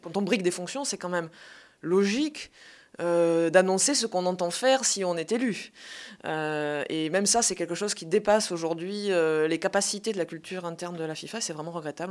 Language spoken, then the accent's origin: French; Montpellier, Occitania, France; je viens de Montpellier, le sud de la France